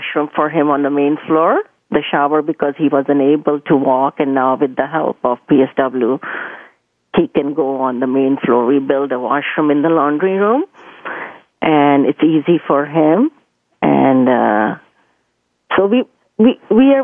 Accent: India; moved away as an adult; I was born and raised in India. I was 19 when I got married and I came here.

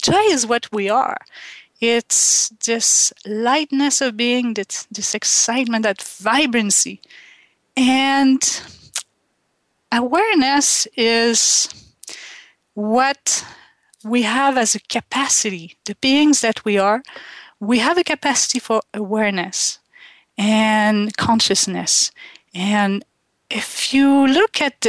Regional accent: Quebec, Canada; first language French; English is a second language; moved away; I grew up in Quebec in Canada and we speak French

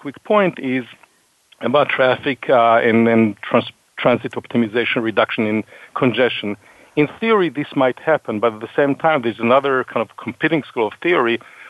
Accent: Boston, Massachusetts, United States; I joke. I say, you know, I'm from Boston.

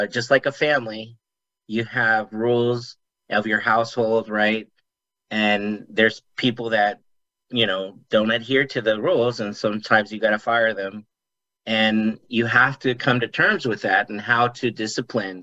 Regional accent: Las Vegas, Nevada, United States; I live here in Las Vegas, Nevada. I grew up here in Las Vegas

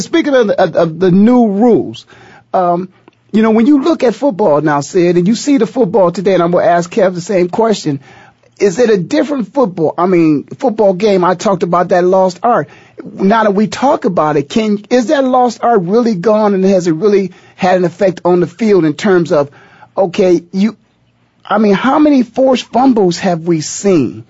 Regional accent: Ohio, United States; I'm from Ohio

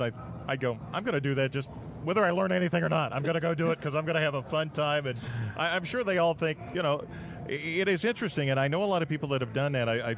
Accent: Michigan, United States; I'm from Michigan

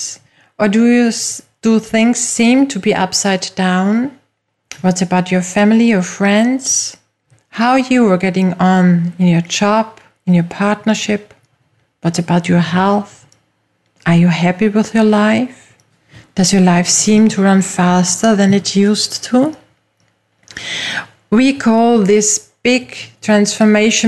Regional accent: Austria; first language German; English is a second language; I am from Austria, which is a very small and traditional European country with lovely mountains and nice lakes. My first language is German

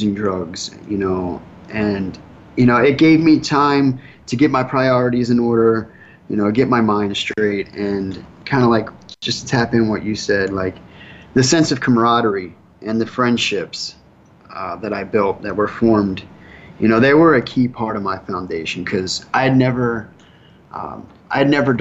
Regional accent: Wilmington, Delaware, United States; moved away as an adult; now in South Florida, United States; I'm from Wilmington, Delaware

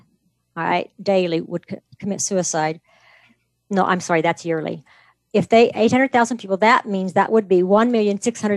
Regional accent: Kansas, United States; now in Idaho, United States; Kansan, you know, because we're from Kansas

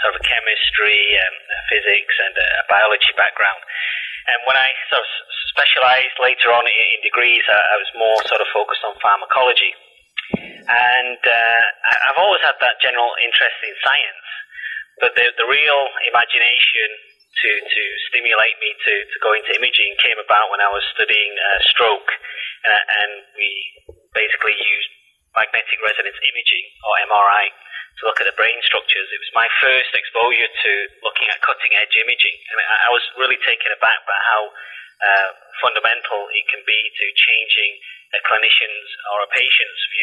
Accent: Salford, North West England, United Kingdom; moved away; you'll have to excuse my accent because, you know, I was born and bred in Salford in Manchester

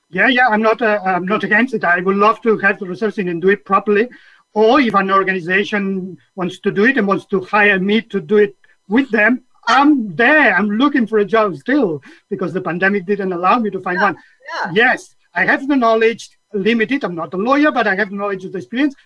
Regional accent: Catalonia, Spain; now in United Kingdom; my whole journey started in Catalonia. I was born in Catalonia, uh, which at the time was in the 60s

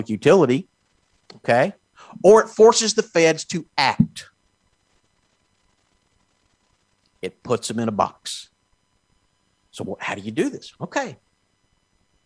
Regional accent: Texas, United States; I'm from Texas

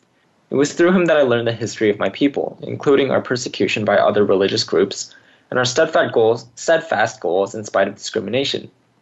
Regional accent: California, United States; I, on the other hand, was born and raised in California's Central Valley. What I enjoyed the most as a kid living in a rural town was the openness.

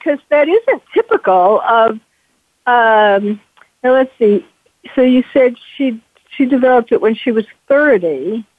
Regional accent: New York, United States; I'm from New York.

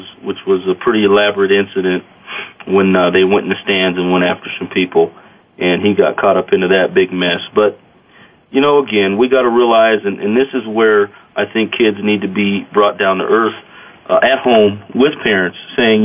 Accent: Casper, Wyoming, United States; when I was a kid here in Casper

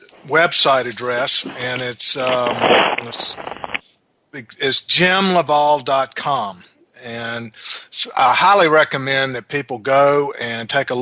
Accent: the South, United States; accent: southern

